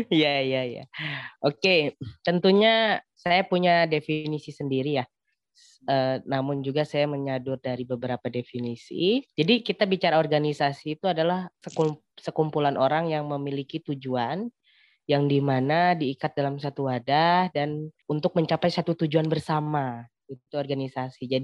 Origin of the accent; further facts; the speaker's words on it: Lampung, Indonesia; Asal saya dari Lampung.